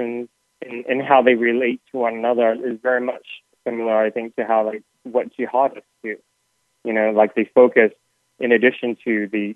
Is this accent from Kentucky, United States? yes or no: no; Portland, Oregon, United States; in Portland, my hometown